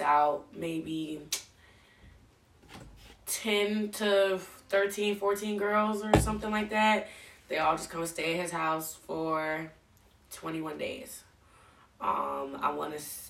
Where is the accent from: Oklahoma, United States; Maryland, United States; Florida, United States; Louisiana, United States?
Maryland, United States; Anne Arundel County; I grew up in Anne Arundel County